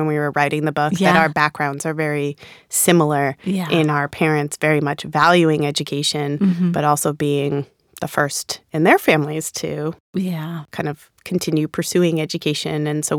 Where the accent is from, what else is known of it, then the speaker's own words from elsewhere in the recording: Rhode Island, United States; accent: Rhode Island; I really like to think my Rhode Island accent is gone. And then sometimes it comes out.